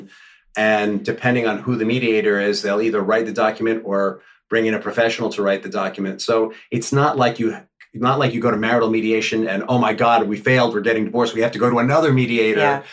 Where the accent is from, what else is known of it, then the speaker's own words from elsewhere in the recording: New York City, New York, United States; I grew up in the Upper West Side when it was the Wild Wild West.